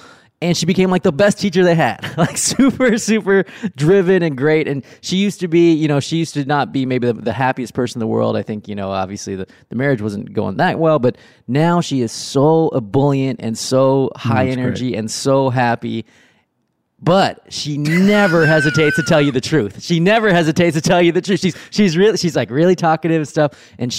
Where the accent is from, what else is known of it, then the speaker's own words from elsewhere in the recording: Riverside, California, United States; Again, where I grew up in Riverside, it wasn't a pipeline to Ivy